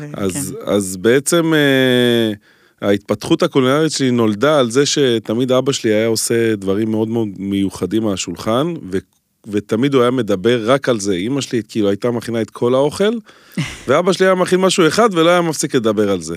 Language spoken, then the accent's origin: Hebrew; Holon, Tel Aviv District, Israel; אני הגעתי מחולון